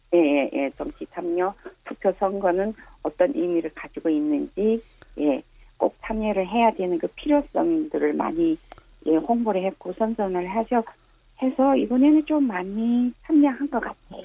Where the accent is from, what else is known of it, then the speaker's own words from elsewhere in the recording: Yanbian, Jilin, China; moved away as an adult; now in Chuncheon, South Korea; 중국 연변에서요